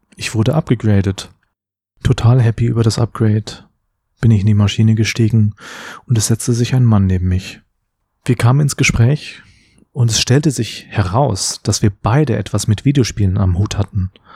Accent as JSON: {"language": "German", "town": "Cologne", "region": "North Rhine-Westphalia", "country": "Germany", "tie": "born or raised there", "also_born_or_lived": "Bad Friedrichshall", "said": "hier in meiner Heimat Köln."}